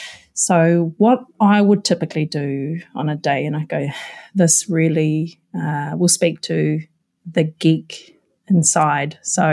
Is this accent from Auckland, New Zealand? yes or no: no; Taupō, Waikato, New Zealand; I grew up in Taupo.